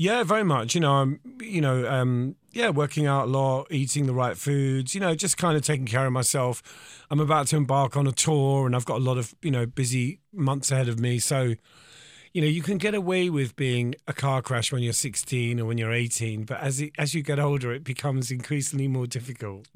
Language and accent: English; Eltham, London, United Kingdom; from Eltham